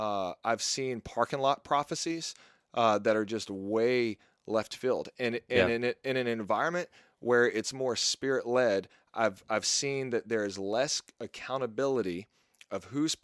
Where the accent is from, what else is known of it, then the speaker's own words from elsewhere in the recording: Southern US, United States; And a lot of people that I grew up with, and maybe this is because I grew up in the South, were burned by those types of churches.